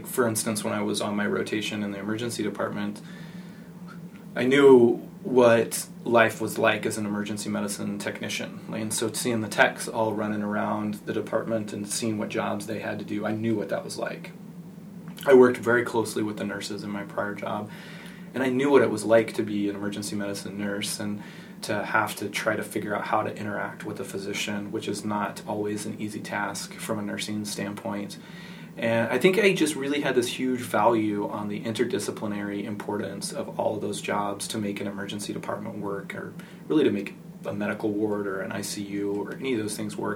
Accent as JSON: {"language": "English", "region": "West Texas", "country": "United States", "tie": "born or raised there", "said": "I grew up in West Texas"}